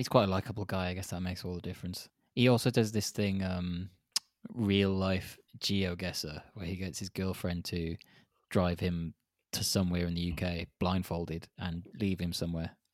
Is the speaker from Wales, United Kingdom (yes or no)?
yes; Wales, United Kingdom; now in Prague, Czechia; as a Welshman.